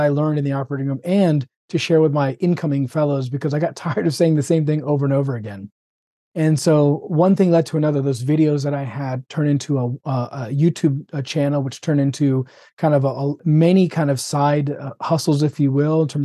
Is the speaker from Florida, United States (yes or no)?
yes; Florida, United States; also born or lived in Birmingham; born and raised in Florida. Did residency in Birmingham and came back to Florida